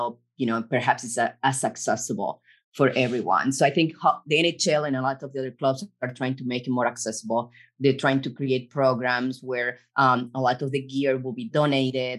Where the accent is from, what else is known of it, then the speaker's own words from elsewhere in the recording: Argentina; now in United States; I'm from Argentina